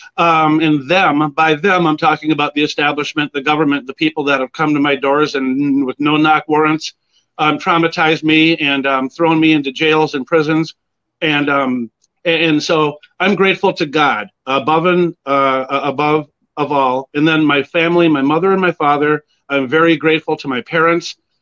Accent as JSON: {"language": "English", "town": "Edina", "region": "Minnesota", "country": "United States", "tie": "born or raised there", "also_born_or_lived": "Springfield, Illinois", "said": "I grew up out in Edina"}